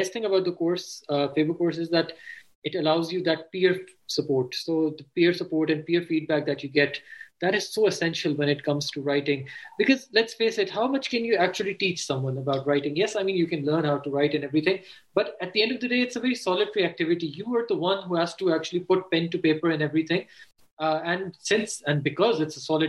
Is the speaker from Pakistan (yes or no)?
yes; Pakistan; also born or lived in Canada / London, United Kingdom; as Pakistanis, we are very much influenced by our parents